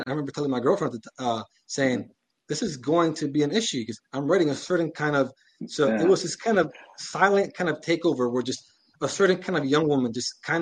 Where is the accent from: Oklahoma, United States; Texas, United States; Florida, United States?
Florida, United States; Miami; I'm Cuban, I'm from Miami